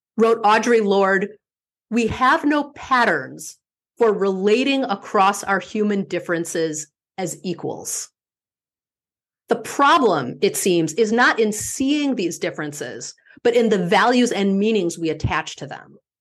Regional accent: Midwest, United States; also born or lived in East Coast / West Coast; now in Minneapolis, United States; my being a Midwesterner has shaped who I am

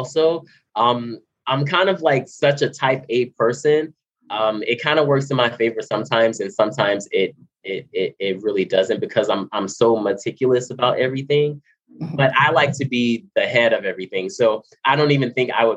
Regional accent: Miami, Florida, United States; moved away as an adult; now in California, United States; I'm from Miami, Florida. I live in California now

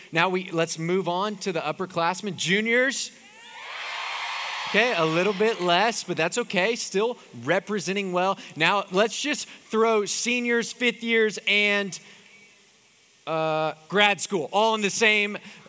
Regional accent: Houston, Texas, United States; moved away as an adult; I'm from Houston.

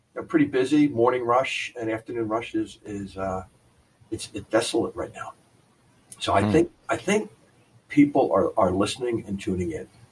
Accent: New Jersey, United States; my family of origin growing up in New Jersey

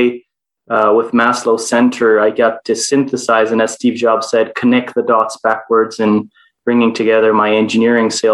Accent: Istanbul, Turkey; also born or lived in Toronto, Canada; I was born in Canada and Toronto, raised most of my life in Istanbul, Turkey

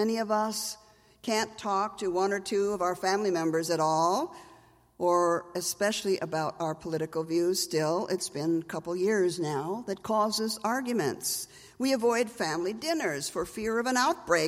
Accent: Minnesota, United States; I'm from Minnesota.

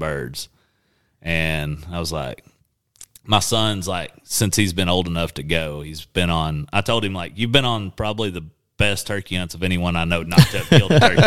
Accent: Clinton, United States; I grew up in Clinton, where I went to school

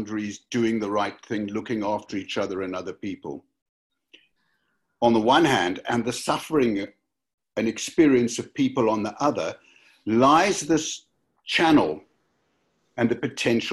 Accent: Cape Town, Western Cape, South Africa; now in Cardiff, United Kingdom; I grew up in Cape Town, South Africa, which I return to regularly

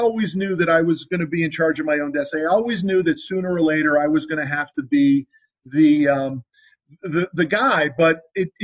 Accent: Connecticut, United States; I grew up in Connecticut

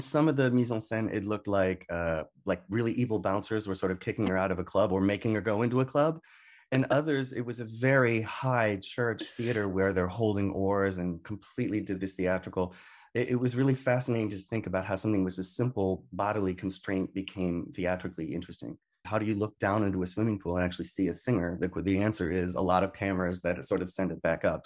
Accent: Detroit, Michigan, United States; moved away; also born or lived in California; growing up in Detroit

